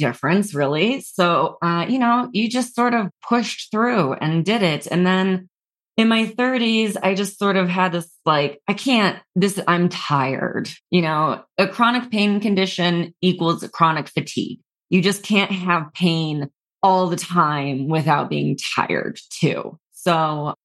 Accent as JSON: {"language": "English", "town": "New York City", "region": "New York", "country": "United States", "also_born_or_lived": "Los Angeles", "moved": "yes", "said": "I was from New York City"}